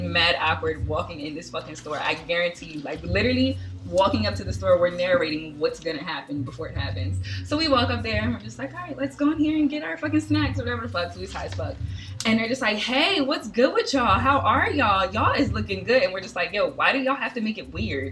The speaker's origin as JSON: {"language": "English", "region": "New Jersey", "country": "United States", "said": "I am from South Jersey."}